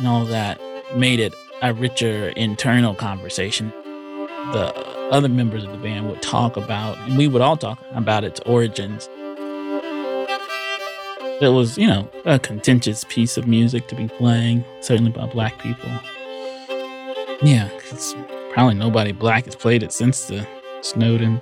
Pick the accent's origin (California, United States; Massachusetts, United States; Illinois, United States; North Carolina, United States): North Carolina, United States; I'm from North Carolina